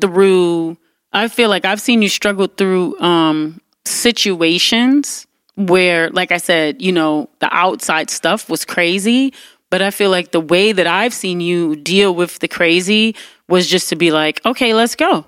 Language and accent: English; Detroit, Michigan, United States; I grew up in Detroit